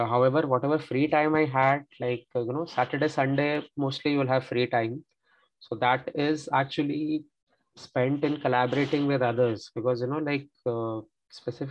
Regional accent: India; moved away as an adult; now in France; since I am not a French speaker, I'm an Indian.

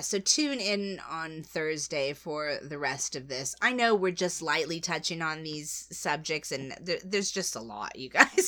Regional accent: United States; I'm American

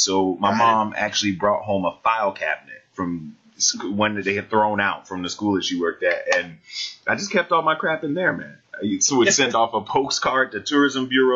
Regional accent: Jacksonville, Florida, United States; I grew up in Jacksonville, Florida

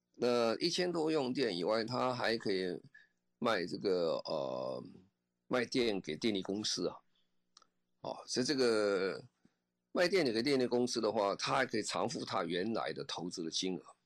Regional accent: Taiwan; 我们台湾人

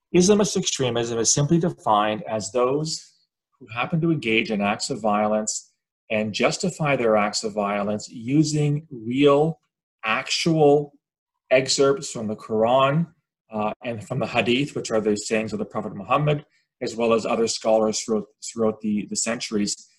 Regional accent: Canada; I'm Canadian

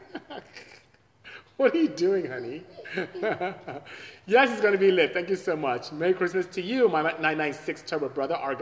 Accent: Nigeria; moved away as an adult; now in United States; I am from Nigeria, came here as a student, two suitcases in the late 80s, 89 to be exact

